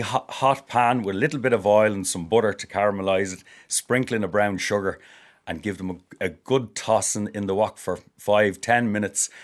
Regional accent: Ireland

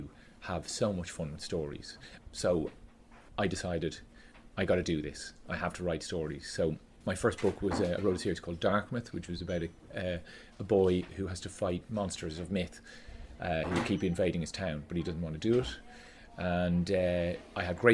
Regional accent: Skerries, Leinster, Ireland; I grew up in Skerries in County Dublin

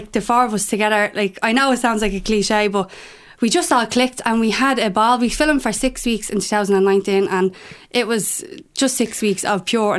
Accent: Dublin, Leinster, Ireland; I'm from Ballyfermot.

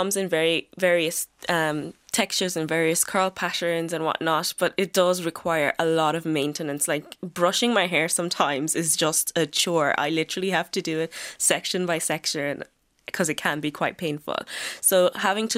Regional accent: Galway, Connacht, Ireland; I'm from Galway

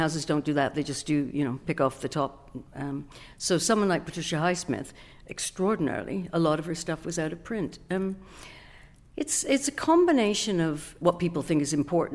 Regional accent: Canada; moved away as an adult; also born or lived in Britain; now in United Kingdom; I'm Canadian, I was new to Britain

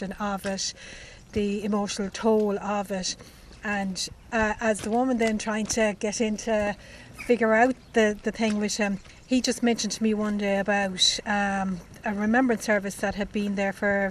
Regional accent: West Limerick, Munster, Ireland; moved away as an adult; now in Laois, Ireland; I'm from West Limerick

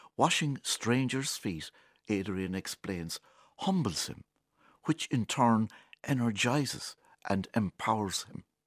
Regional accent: County Kilkenny, Ireland; Born and bred in Kilkenny

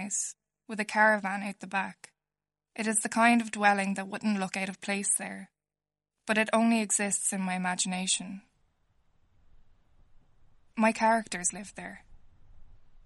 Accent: County Kildare, Ireland; I'm a writer from North Kildare, and I grew up near a place called Ovidstown Hill

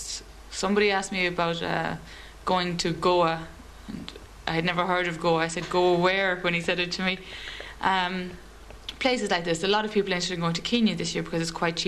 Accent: Limerick, Munster, Ireland; moved away as an adult; now in Galway, Ireland; I'm from Limerick originally, but I'm stationed in Galway with the 1st Battalion at the moment.

